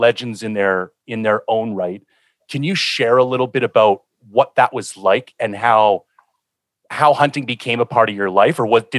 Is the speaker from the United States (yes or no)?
no; Ontario, Canada; Now, I kind of grew up in a hunting family. I'm from Ontario. We did like a yearly moose hunt.